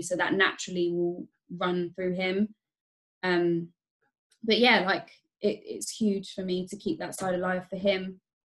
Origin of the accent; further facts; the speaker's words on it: Thailand; when I say I'm from Thailand or there's certain comments or thoughts that go through your mind when I say that, you know, I'm Thai or my mum's Thai